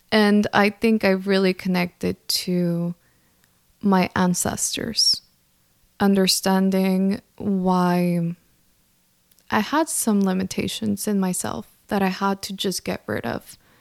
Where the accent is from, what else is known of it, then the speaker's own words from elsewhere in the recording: El Centro, California, United States; I grew up in California. I am Mexican, so I grew up in this small town called El Centro, California, that no one knows about